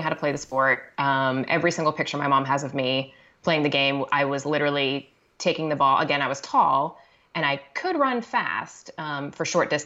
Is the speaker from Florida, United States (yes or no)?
no; Connecticut, United States; moved away; also born or lived in Brooklyn, New York; growing up in Connecticut